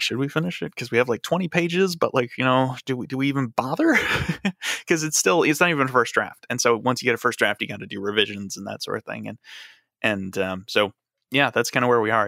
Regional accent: Chicago, Illinois, United States; I grew up in Chicago, and I've never lived anywhere else.

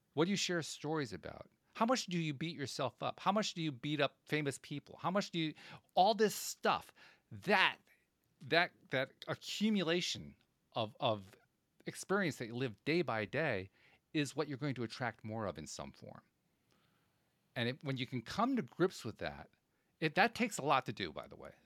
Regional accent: Schenectady, New York, United States; I grew up in Schenectady, New York

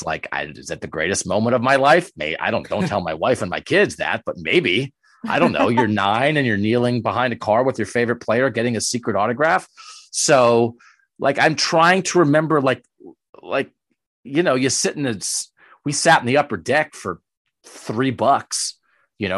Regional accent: Pennsylvania, United States; I grew up in Pennsylvania, I grew up about 2 hours from Philadelphia.

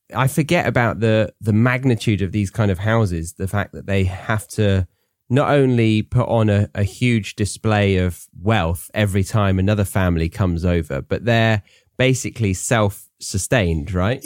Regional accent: Guildford, South East England, United Kingdom; Very near where I grew up

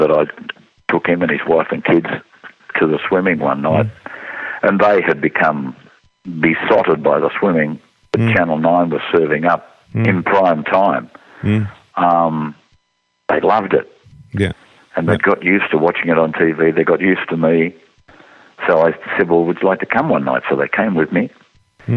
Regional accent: Junee, New South Wales, Australia

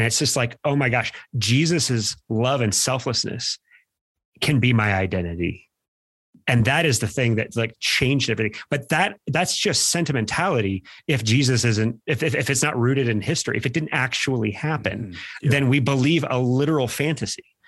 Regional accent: Midwest, United States; now in Boulder County, United States; We're from the Midwest

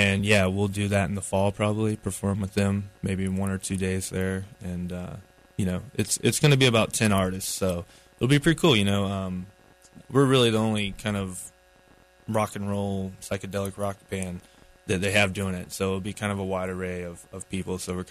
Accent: Asheville, North Carolina, United States; we're from Asheville, so we're one of the local bands that they chose

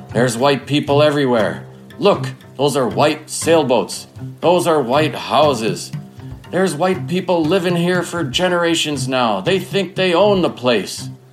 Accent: Leech Lake Reservation, northern Minnesota, United States; I grew up on and near the Leech Lake Reservation in northern Minnesota

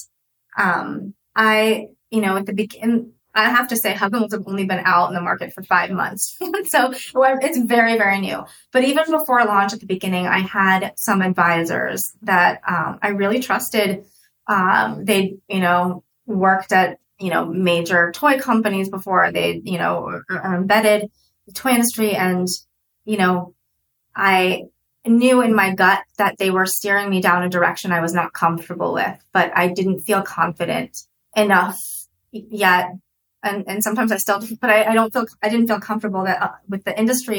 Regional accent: United States; also born or lived in Russia; I came to the States when I was 2

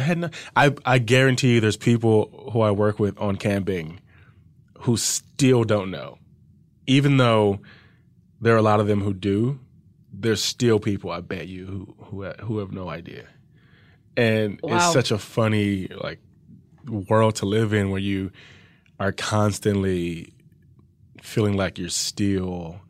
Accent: Compton, California, United States; born or raised there

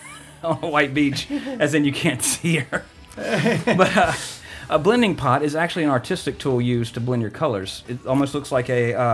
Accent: United States; we're American

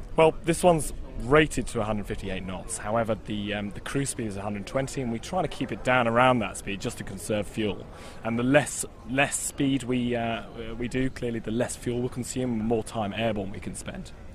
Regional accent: Cornwall, South West England, United Kingdom; I grew up in Cornwall

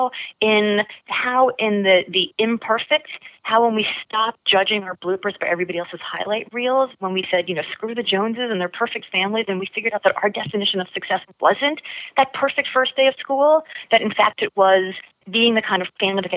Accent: Miami, Florida, United States; I grew up in Miami in the 80s

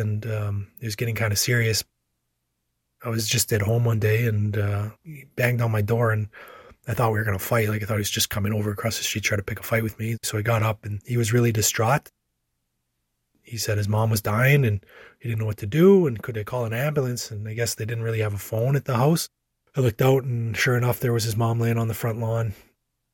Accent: La Ronge, Saskatchewan, Canada; now in Saskatoon, Canada; I grew up in LaRonge.

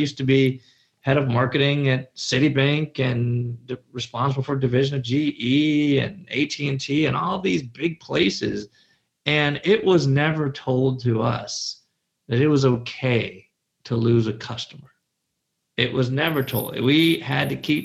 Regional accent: Chicago, Illinois, United States; I said pop. I am from Chicago. We don't say soda, we say pop

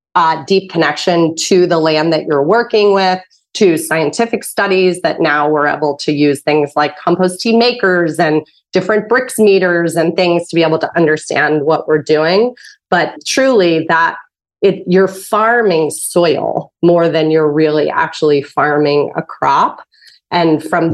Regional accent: Pittsburgh, Pennsylvania, United States; you were from Pittsburgh, where I'm from

